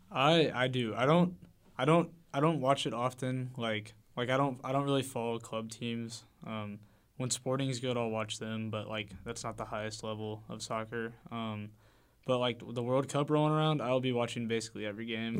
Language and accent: English; Liberty, Missouri, United States; I come from Liberty, Missouri, um, in the K C Metro